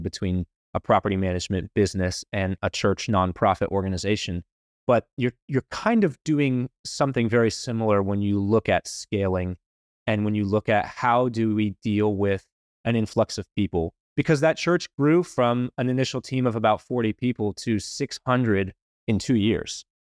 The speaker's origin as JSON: {"language": "English", "town": "Wilmington", "region": "North Carolina", "country": "United States", "tie": "born or raised there", "said": "I grew up in Wilmington, went to N C State"}